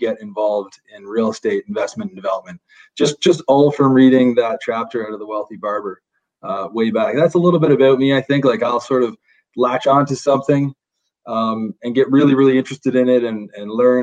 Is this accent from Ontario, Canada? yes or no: yes; Fergus, Ontario, Canada; I come from Fergus, Ontario, small town, just north of Guelph